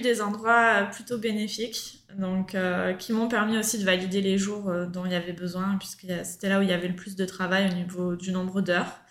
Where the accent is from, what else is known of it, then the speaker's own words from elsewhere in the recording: Marseille, Provence-Alpes-Côte d'Azur, France; moved away as an adult; now in Australia; je suis originaire de Marseille